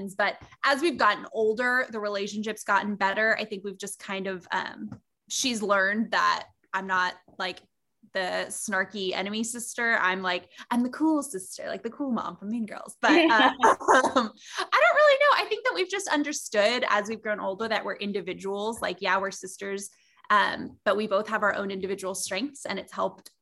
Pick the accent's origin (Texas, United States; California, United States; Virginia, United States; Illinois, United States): Texas, United States; San Antonio; I'm born and raised in San Antonio, Texas